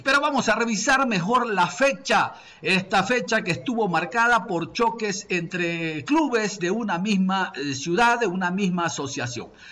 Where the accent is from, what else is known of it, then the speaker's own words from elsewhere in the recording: Guayaquil, Guayas, Ecuador; nosotros, como buenos monos, como buenos guayaquileños